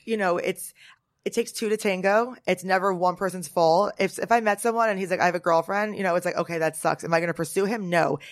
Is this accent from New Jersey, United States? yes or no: yes; Norwood, New Jersey, United States; now in Manhattan, United States; I'm from Jersey